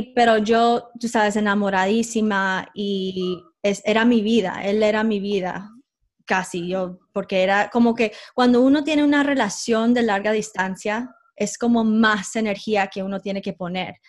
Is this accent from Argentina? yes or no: no; United States; yo como nací en los Estados Unidos